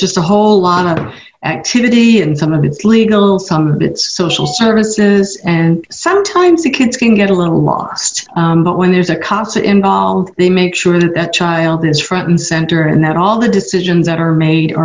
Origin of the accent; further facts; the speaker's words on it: Long Island, New York, United States; moved away as an adult; also born or lived in San Francisco / San Mateo; now in Monterey County, United States; I'm originally from New York, grew up on Long Island, and moved to San Francisco when I was in my 20s